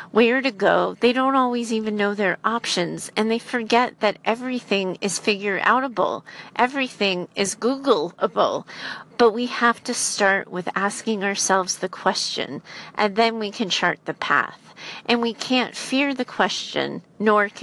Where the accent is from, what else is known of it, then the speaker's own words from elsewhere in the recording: United States; I'm an American in the United States